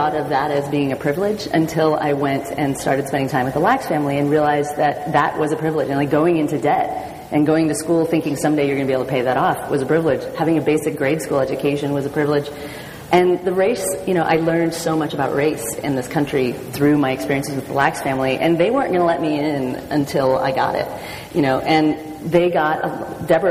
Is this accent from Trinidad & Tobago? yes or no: no; Portland, Oregon, United States; I grew up in Portland, Oregon